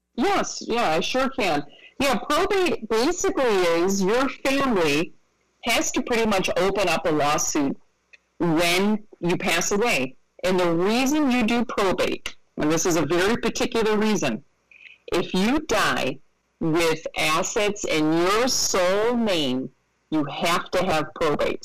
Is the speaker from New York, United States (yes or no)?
yes; Rochester, New York, United States; moved away; I'm from Rochester, New York. So I'm from I'm from upstate New York.